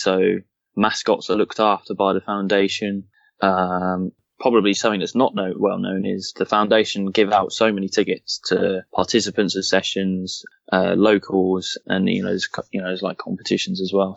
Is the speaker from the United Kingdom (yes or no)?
yes; Southampton, South East England, United Kingdom; I was born in Southampton, from Southampton